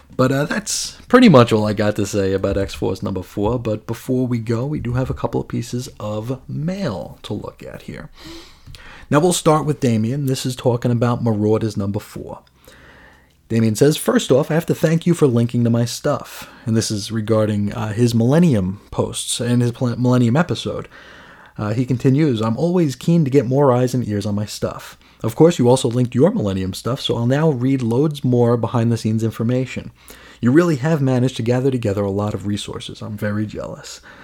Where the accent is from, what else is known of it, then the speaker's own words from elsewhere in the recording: United States; as an American